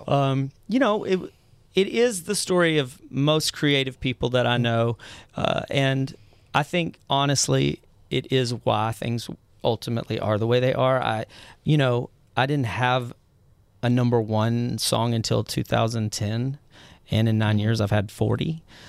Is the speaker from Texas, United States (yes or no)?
yes; Mineral Wells, Texas, United States; I grew up in Mineral Wells, Texas.